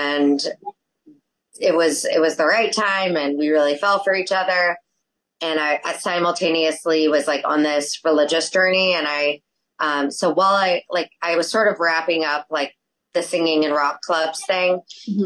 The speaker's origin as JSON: {"language": "English", "town": "Fort Worth", "region": "Texas", "country": "United States", "tie": "born or raised there", "moved": "as an adult", "lives_now": "New York, United States", "said": "I grew up in Fort Worth, Texas, and was one of only a few Jews there."}